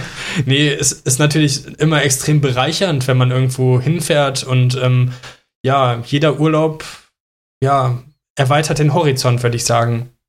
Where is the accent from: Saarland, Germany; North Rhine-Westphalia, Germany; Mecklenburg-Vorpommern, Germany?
North Rhine-Westphalia, Germany; Mönchengladbach; ich komme aus Mönchengladbach. Bei uns gab es früher auch Karneval. Äh, da äh, ja, habe ich auch Kamelle gerne gesammelt als Kind